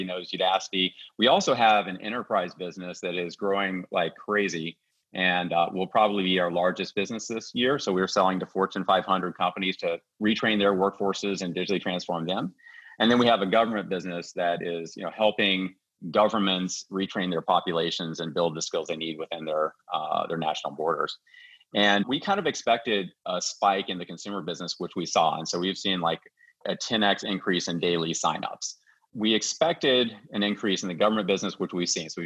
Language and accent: English; West Virginia, United States; moved away; my home state of West Virginia. And I grew up in the, you know, 70s and 80s.